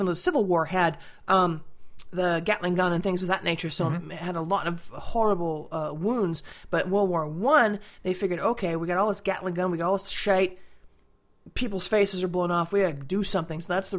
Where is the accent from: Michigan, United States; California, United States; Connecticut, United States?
California, United States; San Diego; I grew up in the San Diego.